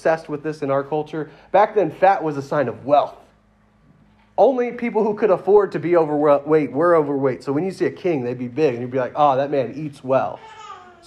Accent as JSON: {"language": "English", "region": "Louisiana", "country": "United States", "said": "I'm from Louisiana"}